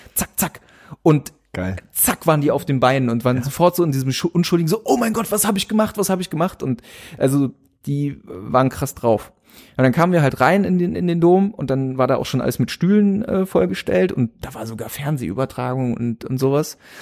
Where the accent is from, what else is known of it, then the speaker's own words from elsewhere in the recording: Germany; aus Deutschland